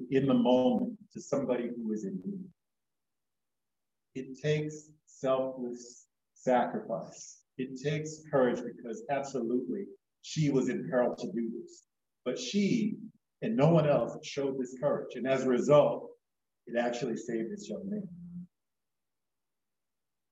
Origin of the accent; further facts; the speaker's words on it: Florida, United States; moved away; also born or lived in New York; when I visit family back home. I'm from Florida, originally in New York